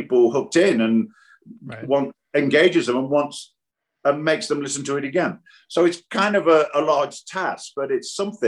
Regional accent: Nottingham, East Midlands, United Kingdom; moved away; I'm from Nottingham

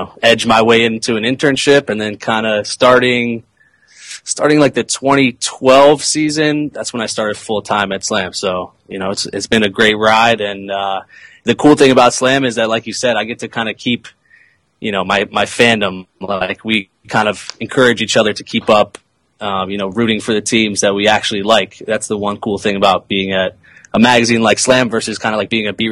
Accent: Silver Spring, Maryland, United States; I grew up in Silver Spring, you know, right there on the D.C. border.

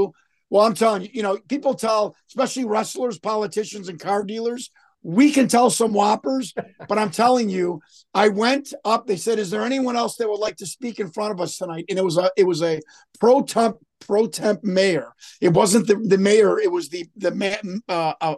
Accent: Chicago, Illinois, United States; I grew up on the very far northwest side of Chicago

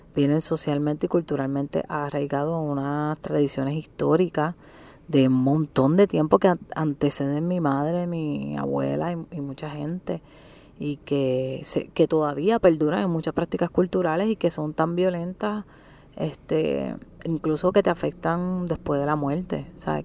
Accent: Guayama, Puerto Rico; yo soy de Guayama

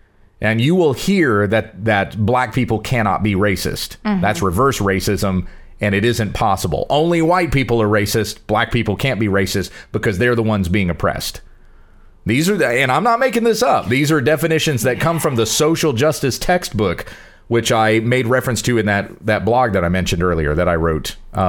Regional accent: United States; I'm an American.

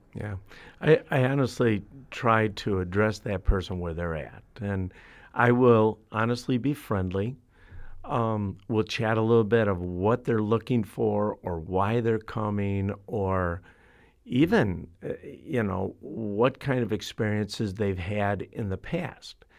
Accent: Chicago, Illinois, United States; I'm from Chicago. I've, I've grown up in the city.

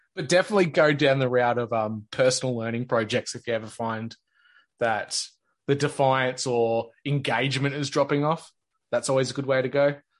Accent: Australia; as an Australian kid? Because our schools just don't operate the way the states

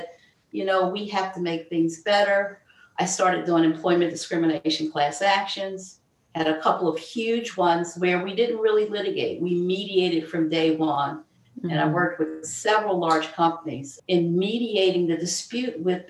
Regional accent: Philadelphia, Pennsylvania, United States; I grew up in South Philadelphia to a single mom

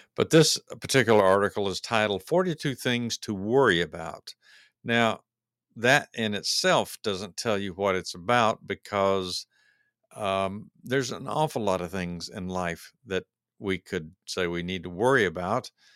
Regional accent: United States; we as American, uh, voters and taxpayers

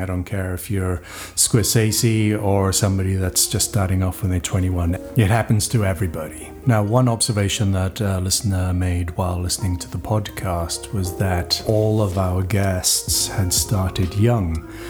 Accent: Wales, United Kingdom; when I was growing up in Wales, I knew musicians

